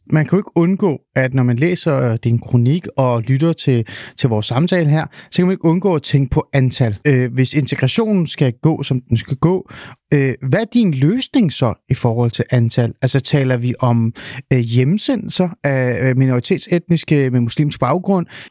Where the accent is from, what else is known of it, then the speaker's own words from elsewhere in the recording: Denmark; also born or lived in Svendborg / Helsingør; Svendborg og Helsingør, der hvor jeg er vokset op